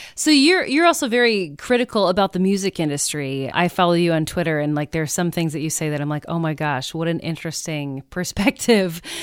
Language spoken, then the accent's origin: English; Midwest, United States; I'm also from the Midwest